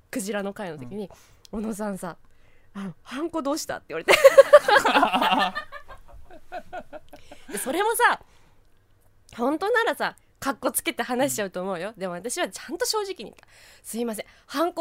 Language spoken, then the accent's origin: Japanese; Iwaki, Fukushima, Japan; moved away; あそうですお隣の福島県のいわき市出身です